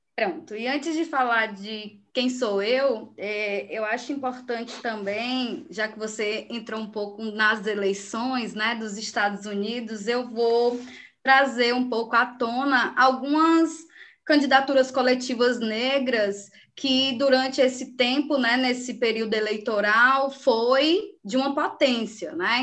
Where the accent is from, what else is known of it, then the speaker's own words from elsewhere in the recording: Ceará, Brazil; Eu sou natural do Ceará